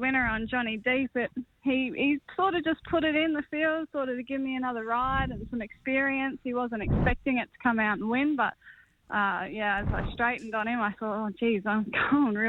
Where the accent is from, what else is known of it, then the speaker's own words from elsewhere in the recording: Australia; I'm Australian through and through